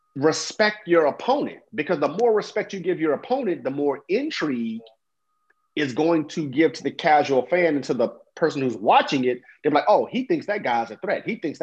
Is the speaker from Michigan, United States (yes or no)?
no; Brooklyn, New York, United States; born there; now in Texas, United States; I'm in the market, Texas, you know, and I was born in Brooklyn, New York